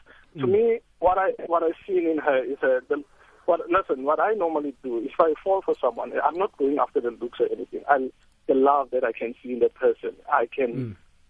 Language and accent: English; Pretoria, Gauteng, South Africa; I'm from Pretoria.